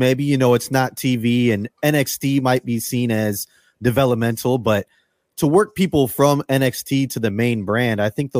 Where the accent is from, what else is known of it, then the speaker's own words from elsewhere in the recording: Davenport, Iowa, United States; now in California, United States; growing up in Davenport, Iowa